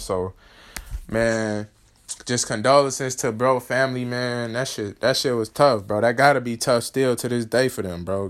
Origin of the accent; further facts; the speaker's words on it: Chicago, Illinois, United States; I grew up in Chicago, but then I moved to the suburbs.